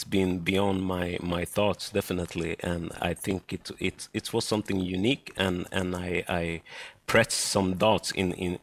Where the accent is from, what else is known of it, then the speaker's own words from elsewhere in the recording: Sweden; I am born and raised in Sweden. My parents come from Ghana and Togo in West Africa